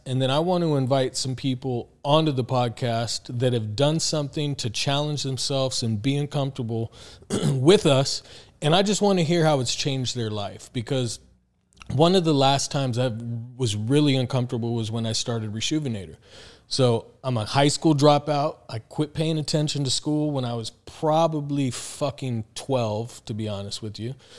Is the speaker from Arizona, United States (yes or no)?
yes; Tucson, Arizona, United States; also born or lived in Phoenix; came to Phoenix because I'm from Tucson